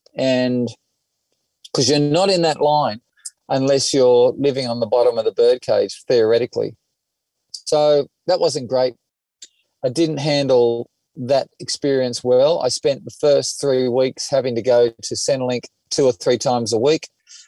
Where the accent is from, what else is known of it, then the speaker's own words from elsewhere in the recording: Sydney, New South Wales, Australia; And I was the kid from Dundas Valley